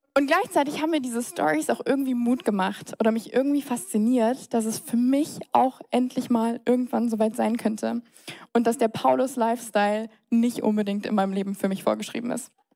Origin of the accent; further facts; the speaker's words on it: Mannheim, Baden-Württemberg, Germany; moved away as an adult; now in Munich, Germany; Ich bin geboren, Heinrich Lanz Krankenhaus, das wurde leider abgerissen. Ähm, Zimmer Nummer 12, da bin ich, da bin ich her, ähm, im tiefsten Neckarau. Ich bin in Neckarau zur Schule gegangen, zur Grundschule, zum Gymnasium